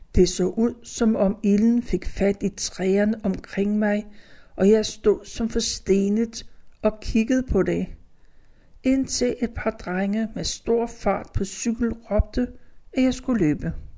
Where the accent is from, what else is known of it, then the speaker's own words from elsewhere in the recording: Copenhagen, Capital Region of Denmark, Denmark; Mine forældre syede fodbolde for Select, så vi havde pumpen derhjemme på Danshøjvej